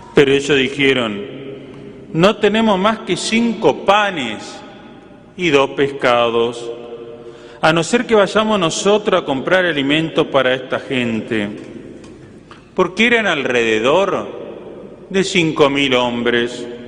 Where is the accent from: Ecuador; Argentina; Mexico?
Argentina; Entre Ríos; moved away as an adult; now in General Alvear, Argentina; una anécdota de mi pueblo, que si le preguntan al padre Héctor, les puedo decir que es el mejor pueblo de Entre Ríos